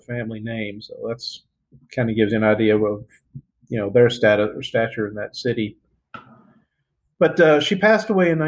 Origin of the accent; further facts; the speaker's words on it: Odessa, Texas, United States; moved away as an adult; We're all from Odessa, Texas, which is a small town out in the middle of West Texas.